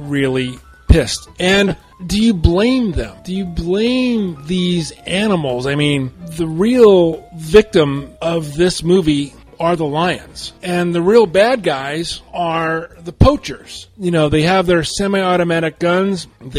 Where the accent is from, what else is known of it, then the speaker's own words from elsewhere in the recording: Covina, California, United States; I'm from Covina.